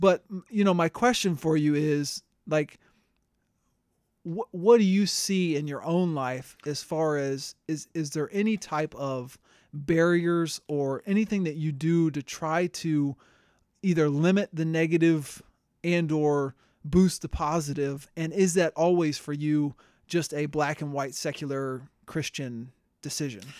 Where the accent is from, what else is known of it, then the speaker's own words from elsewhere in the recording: Tampa, Florida, United States; growing up in Tampa